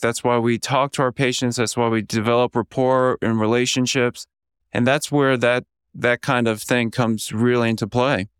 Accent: Orlando, Florida, United States; moved away; also born or lived in Atlanta, Georgia / Kansas City / Kentucky; I was born in Orlando, Florida, kind of a humble lower middle class

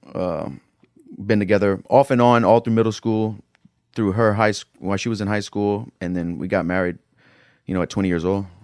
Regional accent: Lafayette, Louisiana, United States; also born or lived in Florida; I'm from Northside of Lafayette, Louisiana. It's a tough area.

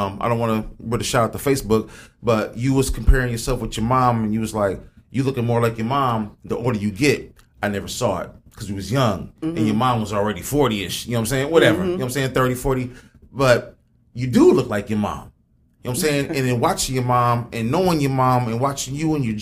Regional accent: Springfield, United States; I grew up on Randall

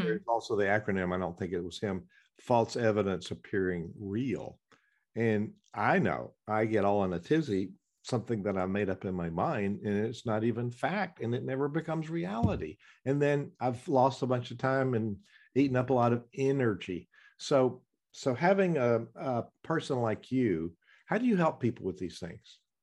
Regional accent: the South, United States; accent: southern; it's my southern accent.

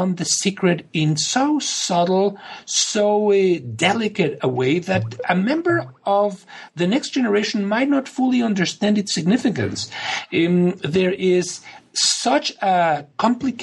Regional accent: Mexico; now in United States; when growing up in Mexico

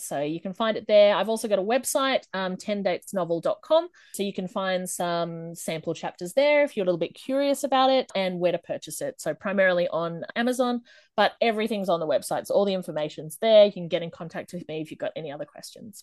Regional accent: Australia; I am from Australia

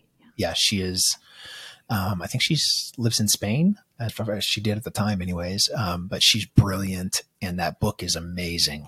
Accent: Manchester, New Hampshire, United States; grew up in this sort of small, cold uh, little town where all of our liquor stores are off the highway. Uh, it's in uh, Manchester, New Hampshire

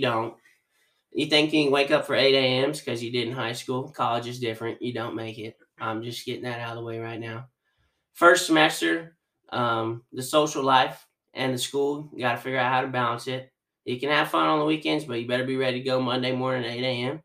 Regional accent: South Texas, United States; growing up in South Texas, been quite a ride

